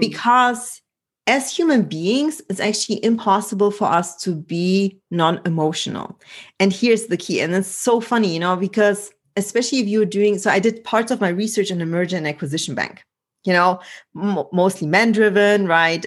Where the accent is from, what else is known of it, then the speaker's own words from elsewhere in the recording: Germany; moved away; also born or lived in Poland; I was born in Poland and grew up in Germany